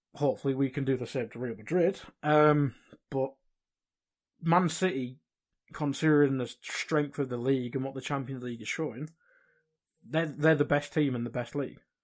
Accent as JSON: {"language": "English", "region": "England", "country": "United Kingdom", "said": "me being English"}